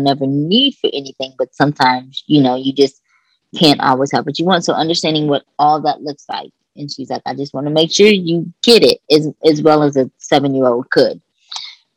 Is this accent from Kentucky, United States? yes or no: yes; Kentucky, United States; moved away; also born or lived in Los Angeles; I'm from Kentucky